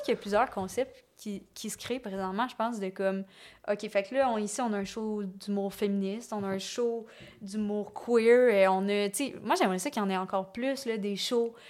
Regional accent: Lévis, Quebec, Canada; moved away as an adult; now in Montreal, Canada; Et moi, je viens de Lévis.

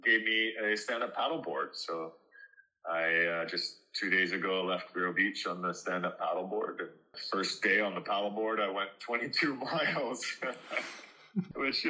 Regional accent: Canada; my hometown back in Canada

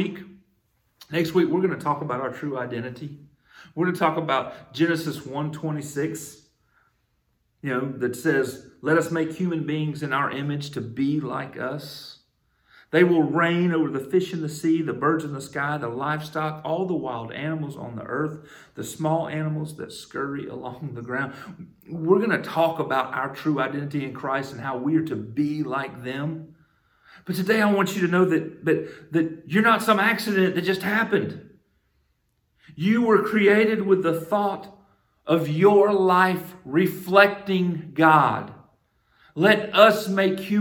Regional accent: United States; allow me to come into this earth as an American

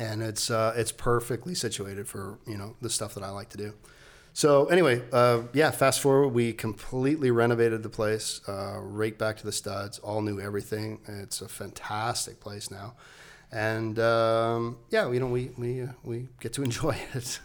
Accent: Nova Scotia, Canada; moved away; I grew up on the East Coast of Canada

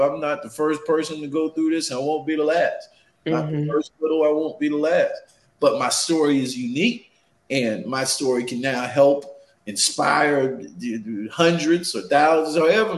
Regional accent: Charleston, South Carolina, United States; I'm from Charleston, South Carolina

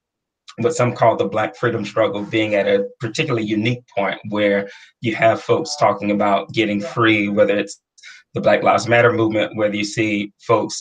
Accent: Atlanta, Georgia, United States; I'm originally from Atlanta, ordained minister

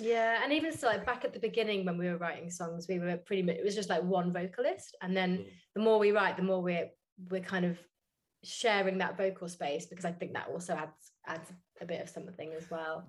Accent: Birmingham, West Midlands, United Kingdom; moved away; I'm from Birmingham originally

